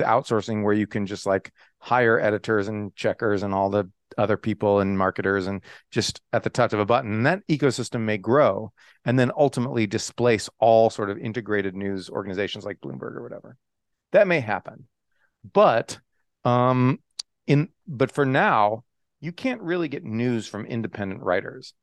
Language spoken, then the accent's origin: English; Texas, United States; moved away as an adult; also born or lived in Oklahoma / California / Japan / Michigan; I was born in Oklahoma. Uh, lived there six weeks. Can't remember a bit of it, obviously. And then um, and then went to Texas, where I grew up.